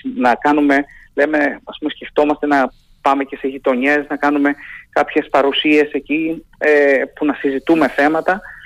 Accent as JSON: {"language": "Greek", "town": "Heraklion", "region": "Crete", "country": "Greece", "moved": "yes", "lives_now": "Athens, Greece", "said": "καταγόμαστε από το Ηράκλειο και το επισκεπτόμαστε"}